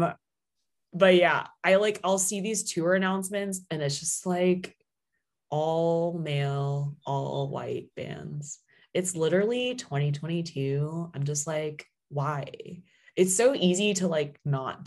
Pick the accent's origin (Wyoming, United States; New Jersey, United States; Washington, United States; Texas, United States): Washington, United States; Seattle; now in Los Angeles, United States; my hometown in Seattle